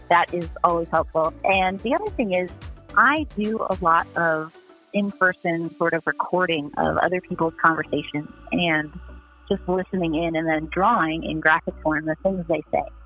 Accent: Akron, Ohio, United States; growing up in Akron, Ohio in the 80s

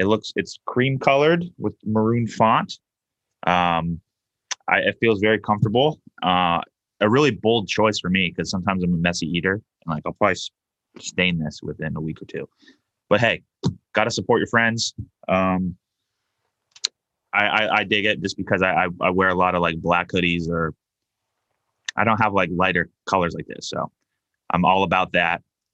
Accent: San Diego, California, United States; now in Buffalo, United States; Obviously, I moved to Buffalo from San Diego.

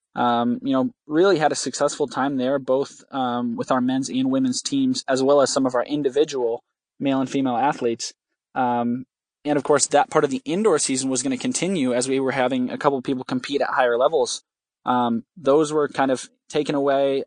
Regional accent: West Michigan, United States; I'm from West Michigan

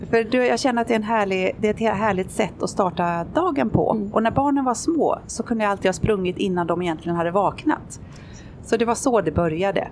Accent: Sweden; moved away; hemma i Sverige

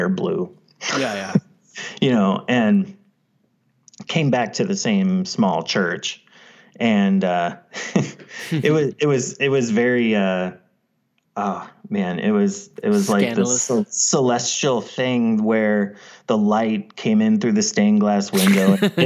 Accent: Midwest, United States; growing up in the Midwest

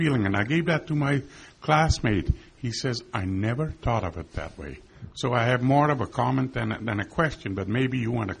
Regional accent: Netherlands; now in Canada; I'm originally from Holland, and I was born during the Second World War

